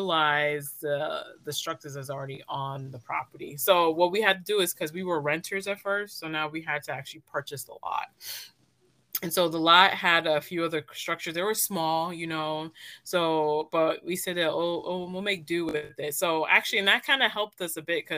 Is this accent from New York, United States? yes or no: yes; Brooklyn, New York, United States; also born or lived in San Diego, California; now in San Diego County, United States; I grew up in Brooklyn, New York.